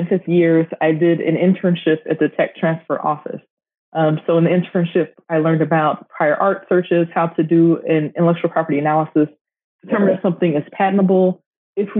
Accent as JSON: {"language": "English", "town": "Baton Rouge", "region": "Louisiana", "country": "United States", "also_born_or_lived": "Texas", "moved": "as an adult", "lives_now": "Houston, United States", "said": "I'm actually originally from Baton Rouge, Louisiana"}